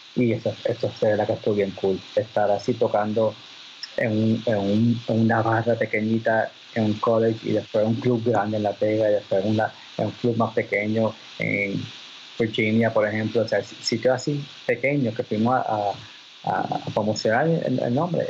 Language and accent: Spanish; Puerto Rico; moved away